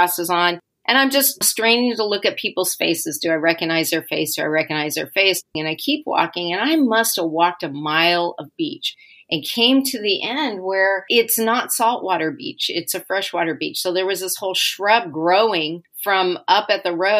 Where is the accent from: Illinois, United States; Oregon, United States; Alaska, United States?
Oregon, United States; Portland; I grew up in Portland, and there's a part of Sovies Island in Portland